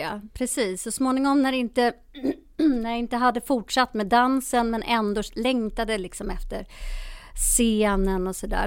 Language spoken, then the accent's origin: Swedish; Sweden; also born or lived in Ethiopia; Jag är själv adopterad från Etiopien och kom hit som bebis 1971